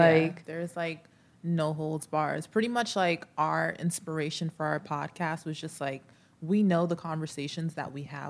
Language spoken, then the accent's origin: English; Long Island, New York, United States; And I'm from Long Island.